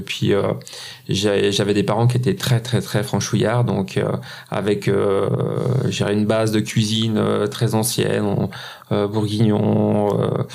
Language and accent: French; Switzerland; en Suisse. Hein. Un petit pays comme le nôtre